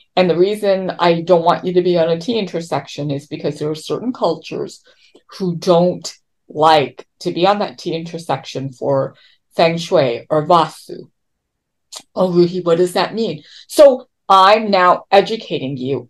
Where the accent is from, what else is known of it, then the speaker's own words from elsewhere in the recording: Toronto, Ontario, Canada; moved away as an adult; now in California, United States; I come from Toronto